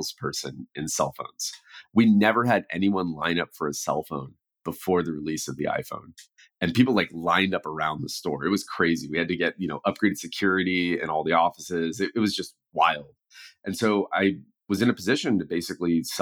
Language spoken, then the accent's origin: English; the Peninsula, south of San Francisco, California, United States; I grew up on the peninsula in just south of San Francisco